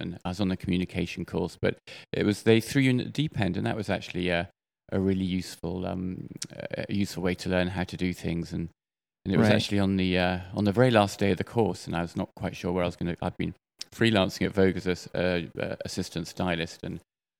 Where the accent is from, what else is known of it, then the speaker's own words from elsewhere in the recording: United Kingdom; Well, I'm from the UK, but my lovely mother, she married 5 times.